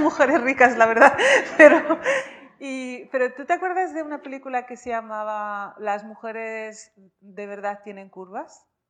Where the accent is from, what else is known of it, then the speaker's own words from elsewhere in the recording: Vic, Catalonia, Spain; also born or lived in Rif, Morocco; nací en el RIF